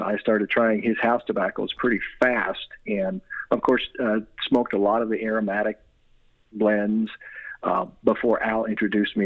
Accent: Louisville, Kentucky, United States; also born or lived in Washington, D.C.; I am a native Louisvillian, so I've always been here, with a short stint away in the D.C. area when I was in my early 20s.

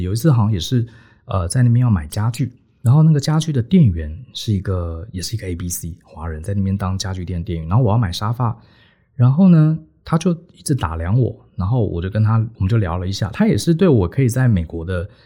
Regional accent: Taiwan; moved away as an adult; also born or lived in New York, United States; 这个土生土长的台湾小孩，因为也没有他说的六， 居然莫名其妙从在台湾受完教育就跑到， 跑到美国来，而且还进了这么顶尖的公司

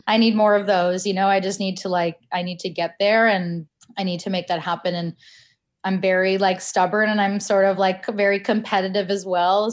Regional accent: Canada; I was born in Canada

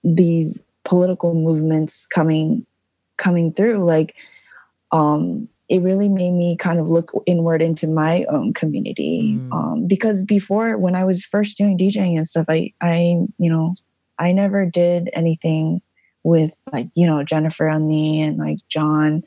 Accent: Duluth, Georgia, United States; also born or lived in South Korea / Atlanta, Georgia; I grew up in Duluth, Georgia, which is mostly known as like the K-town over here

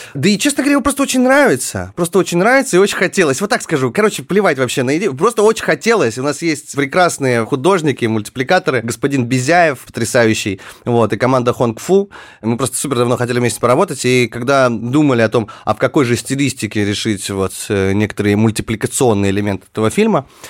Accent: Far North, Russia; moved away; я родился на Крайнем Севере, где действительно все было спокойно

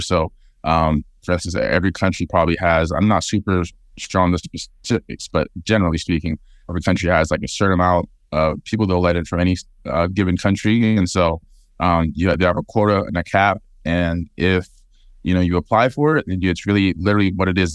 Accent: Fresno, California, United States; my hometown of Fresno

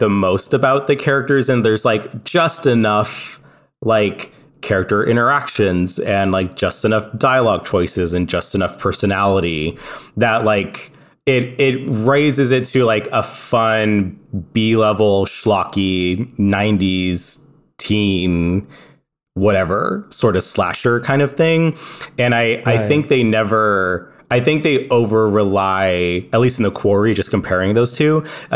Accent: California, United States; moved away; I'm from California

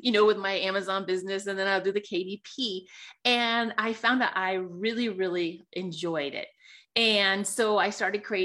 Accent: Sonoma, California, United States; moved away as an adult; now in Colorado, United States; I grew up in Sonoma, California, which is by Napa Valley

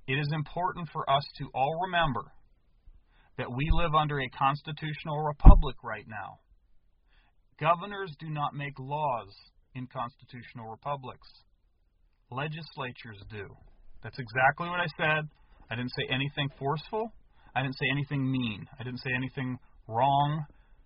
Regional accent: United States; I was born in the United States to American-born parents

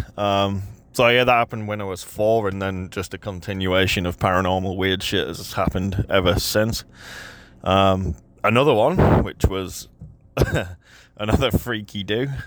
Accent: Yorkshire and the Humber, United Kingdom; now in New Zealand; I'm obviously not from New Zealand originally. I grew up in, um, England, Yorkshire specifically.

